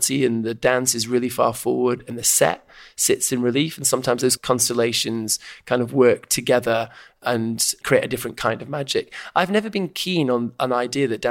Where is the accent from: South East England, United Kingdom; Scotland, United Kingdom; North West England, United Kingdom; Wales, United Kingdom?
North West England, United Kingdom; Stockport; I grew up in Stockport, just outside Manchester, in the 70s and early 80s.